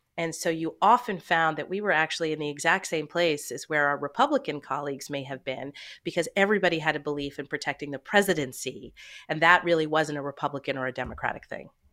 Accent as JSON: {"language": "English", "region": "suburbs of New York City", "country": "United States", "tie": "born or raised there", "also_born_or_lived": "Canada", "said": "we moved to the suburbs of New York City when I was five years old, and I've lived here ever since"}